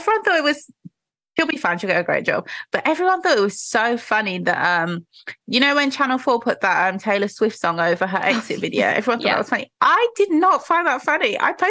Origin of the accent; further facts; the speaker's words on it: Nigeria; but maybe because I'm Nigerian. I know there's people who work with oil who are just trying to get by.